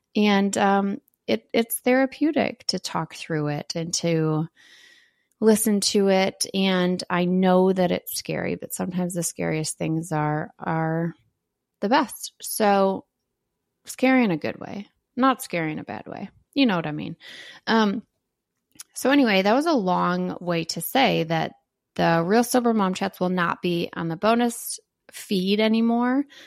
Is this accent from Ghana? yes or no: no; Wisconsin, United States; moved away as an adult; also born or lived in Green Bay, Wisconsin; now in Illinois, United States; I'm from Wisconsin, and I lived in Wisconsin for twenty-three years